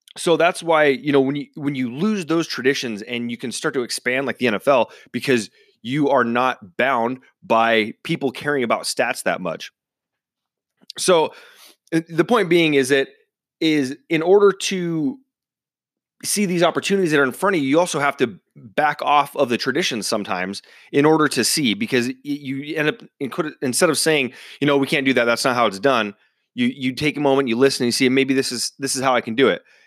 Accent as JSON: {"language": "English", "region": "central Washington", "country": "United States", "tie": "born or raised there", "said": "my hometown in, uh, central Washington"}